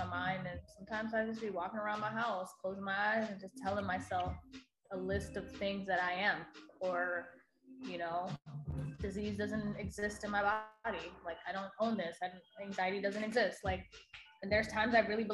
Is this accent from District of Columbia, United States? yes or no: yes; Washington, District of Columbia, United States; moved away; I was in my hometown in DC. So when I moved here